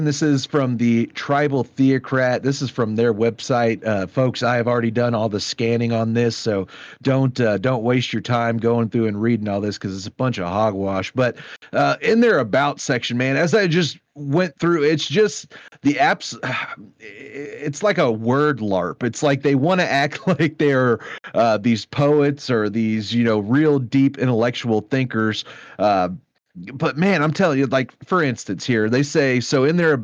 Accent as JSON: {"language": "English", "town": "Dallas", "region": "Texas", "country": "United States", "tie": "born or raised there", "said": "me and you, we grew up in the North Dallas suburbs"}